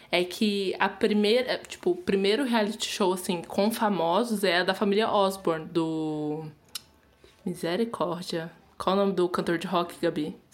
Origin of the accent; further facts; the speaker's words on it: Brazil; a gente é brasileira